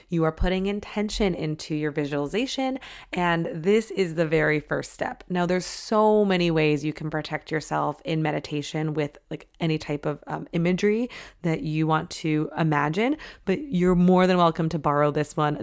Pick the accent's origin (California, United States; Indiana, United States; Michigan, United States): Michigan, United States; I grew up in Michigan